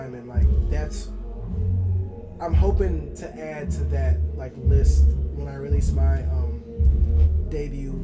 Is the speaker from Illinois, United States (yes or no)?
yes; Chicago, Illinois, United States; I'm from Chicago